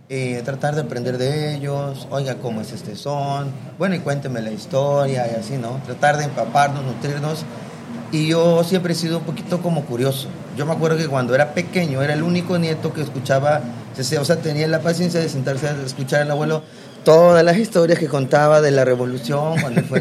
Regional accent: Veracruz, Mexico; Pero eh, eh, tradicionalmente somos este, veracruzanos, ¿no? Tenemos toda la influencia afrodescendiente, eh, no solo musical, sino cultural.

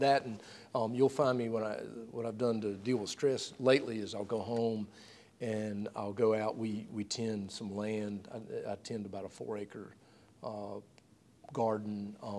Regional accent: Sanford, North Carolina, United States; moved away as an adult; also born or lived in Pender County, North Carolina / Granville County, North Carolina; now in Winston-Salem, United States; I grew up in Sanford, North Carolina. So okay. I'm geographic center of the state.

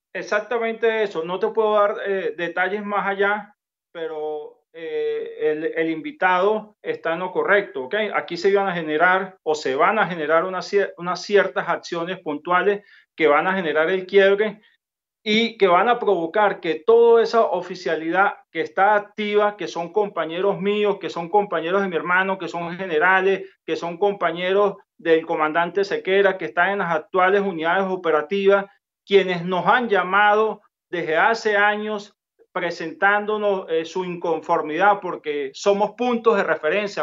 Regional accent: Venezuela; nosotros tenemos como militares venezolanos

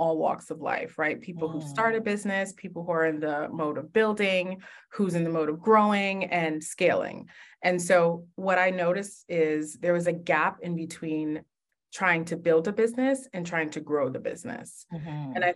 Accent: New York City, New York, United States; I was actually born and raised in Brooklyn, New York

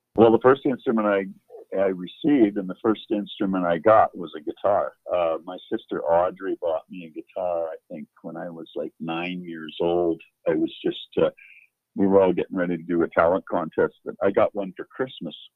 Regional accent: Hines Creek, Alberta, Canada; also born or lived in Fairview, Alberta / Worsley, Alberta; that's where I grew up, and that's where my uh, my roots are

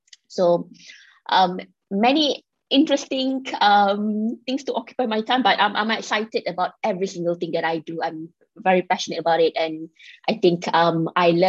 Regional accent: Kelantan, Malaysia; now in Kuala Lumpur, Malaysia; I am a girl from Kelantan, so both my parents are actually Kelantanese, and we now reside in KL

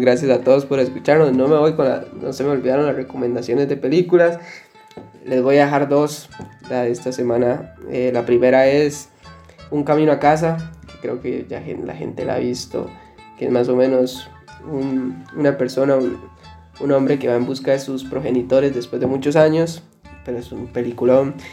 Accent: Costa Rica; yo que soy tico

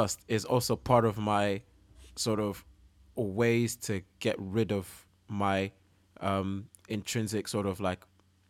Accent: Oman; now in United Kingdom; Because, you know, like where I grew up in Oman, like it's a very quiet country.

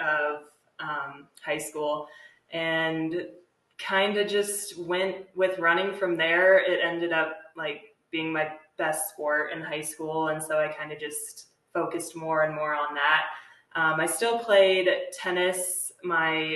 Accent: Littleton, Colorado, United States; also born or lived in Fort Collins, Colorado; I was born and raised in Littleton, Colorado, which is just a little bit south of here in Fort Collins, the suburb of Denver

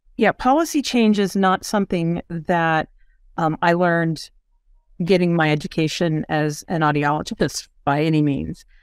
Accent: Missouri, United States; moved away as an adult; now in Tulsa, United States; I'm from Missouri.

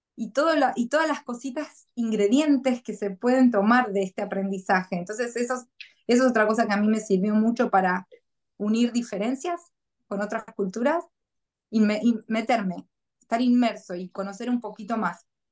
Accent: Argentina; moved away as an adult; now in Gold Coast, Australia; no es que no quiera mi país y que deje de ser argentina

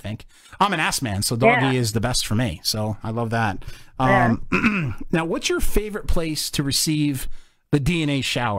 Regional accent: New Jersey, United States; growing up in Jersey.

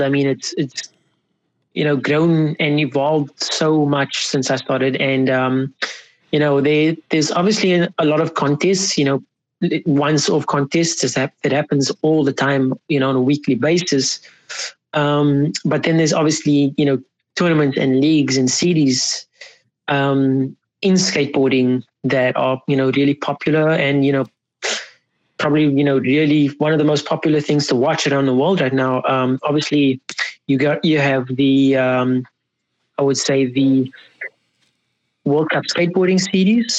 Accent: Cape Town, Western Cape, South Africa; I grew up in Cape Town, South Africa. Athlone, Lansdowne is what I call home.

